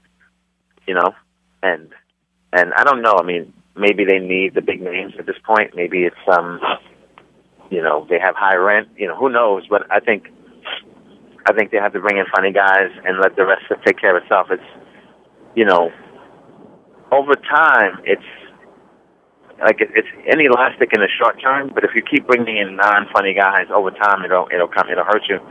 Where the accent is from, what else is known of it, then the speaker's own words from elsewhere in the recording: United States; as an American